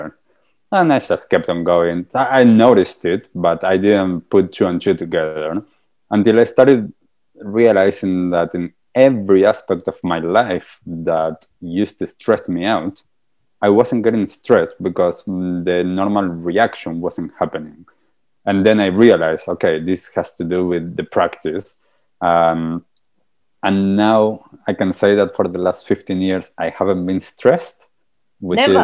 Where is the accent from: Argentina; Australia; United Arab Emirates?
Argentina; moved away; I'm also from Argentina. And back in Argentina, I was a very stressed out person